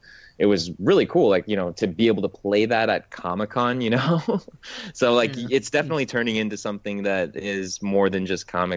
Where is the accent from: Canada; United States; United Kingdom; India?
United States; San Diego, California; also born or lived in New York; I'm actually originally from New York, but I grew up in San Diego, so it's become my hometown